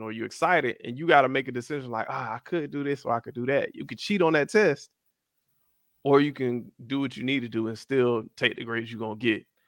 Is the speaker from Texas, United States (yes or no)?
no; Miami, Florida, United States; also born or lived in Atlanta / Tennessee / Fort Lauderdale; I was born in Atlanta, raised in Miami